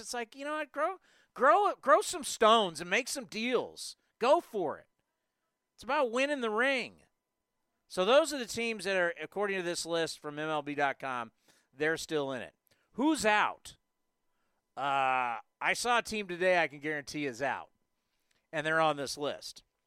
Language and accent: English; San Diego, California, United States; as a kid growing up in San Diego